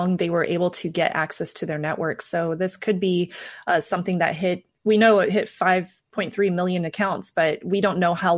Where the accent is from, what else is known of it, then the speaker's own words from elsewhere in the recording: Midwest, United States; I'm from the Midwest, so I'm very familiar with Hy-Vee